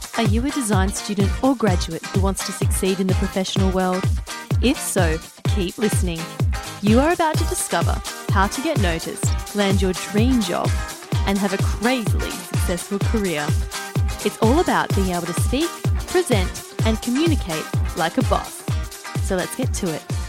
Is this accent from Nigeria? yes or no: no; Melbourne, Victoria, Australia; I'm from Melbourne, Australia